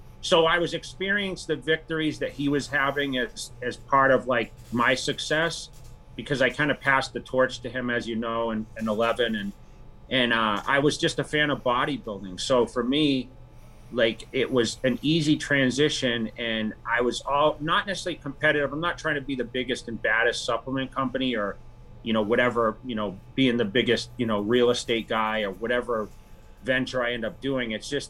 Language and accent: English; Worcester, Massachusetts, United States; Yeah. I came from Worcester, which is like central.